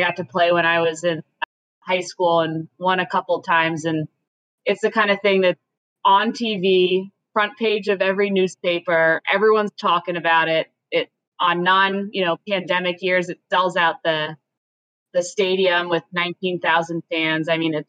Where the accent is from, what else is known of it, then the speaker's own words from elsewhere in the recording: just outside of Toronto, Ontario, Canada; moved away; I was born in Canada, so I basically popped out with some skates.